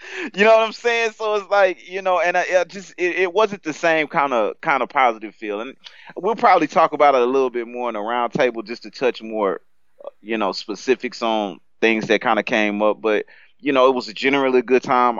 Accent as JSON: {"language": "English", "country": "United States", "said": "I'm American"}